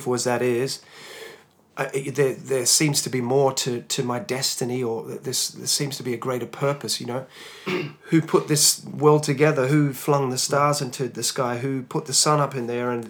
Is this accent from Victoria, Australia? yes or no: no; Hobart, Tasmania, Australia; I was a Tasmanian lad, um, born and bred in Tasmania, Hobart, Tasmania born to uh, non Christian parents